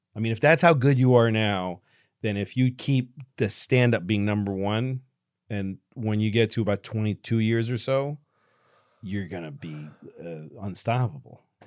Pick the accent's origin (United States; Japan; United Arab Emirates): United States; Newton, Massachusetts; we grew up in the same town. I'm from Newton, uh, Massachusetts.